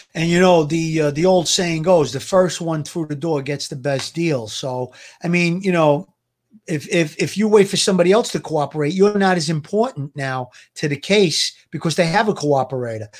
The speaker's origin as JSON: {"language": "English", "region": "New York", "country": "United States", "tie": "born or raised there", "said": "I grew up in the neighborhood. I was, uh, I grew up around Avenue, and there was wise guys around where I grew up, and, and my family comes from Coney Island"}